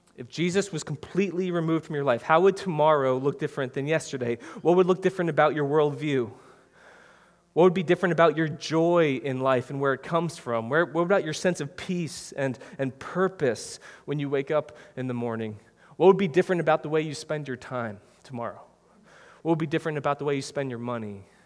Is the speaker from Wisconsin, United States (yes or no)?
yes; Wisconsin, United States; moved away as an adult; now in New Jersey, United States; we're all from Wisconsin